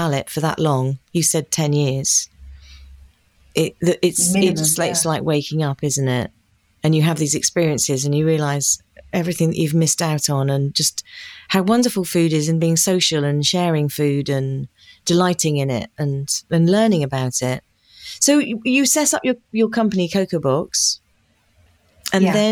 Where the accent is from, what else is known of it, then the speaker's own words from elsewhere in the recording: Devon, South West England, United Kingdom; I'm from Devon